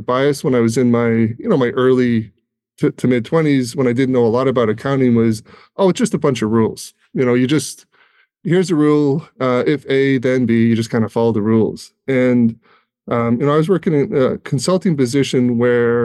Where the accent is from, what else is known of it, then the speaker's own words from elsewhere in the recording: Ireland; now in United States; I'm originally from Ireland. So I've been in the U.S. quite a while now.